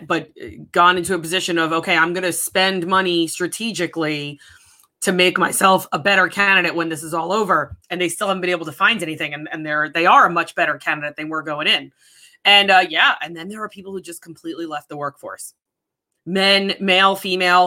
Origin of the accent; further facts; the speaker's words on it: New York, United States; moved away; also born or lived in San Diego / Connecticut; I grew up in New York. I spent the majority of my life in New York, right outside of New York City